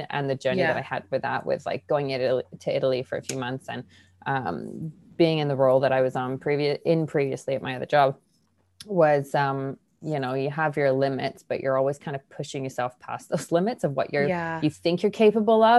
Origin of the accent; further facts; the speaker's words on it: England, United Kingdom; moved away; I grew up in England